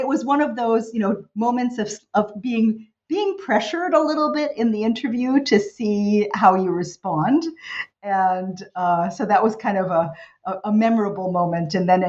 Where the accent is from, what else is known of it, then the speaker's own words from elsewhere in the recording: New York City, New York, United States; also born or lived in New Jersey / Virginia; So I'm the American kid, you know, born in New York City. I grew up there and in New Jersey and then ultimately Virginia